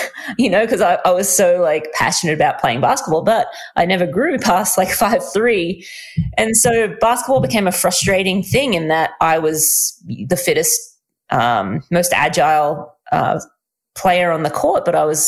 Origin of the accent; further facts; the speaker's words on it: Australia; I am Australian